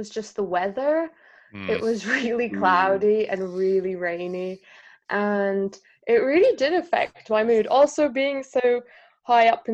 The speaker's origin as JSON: {"language": "English", "country": "Canada", "also_born_or_lived": "United Kingdom / Toronto, Canada", "moved": "as an adult", "said": "I'm from Canada"}